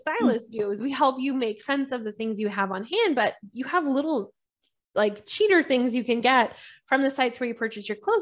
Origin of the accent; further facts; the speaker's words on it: California, United States; also born or lived in London; I'm Californian and I'm super Californian